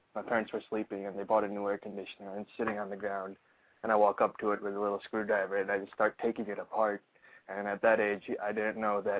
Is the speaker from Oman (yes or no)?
yes; Oman; also born or lived in Pakistan; So I was born in Pakistan. I was about 8 months old. My family moved to Oman, which is a really small Middle Eastern country.